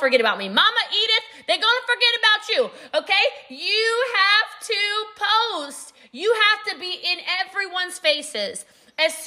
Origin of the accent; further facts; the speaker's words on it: United States; I'm from America